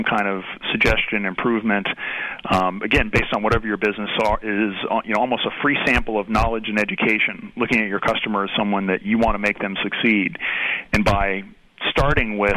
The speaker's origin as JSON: {"language": "English", "town": "Atlanta", "region": "Georgia", "country": "United States", "tie": "born or raised there", "moved": "yes", "lives_now": "Cincinnati, United States", "said": "I grew up in Atlanta"}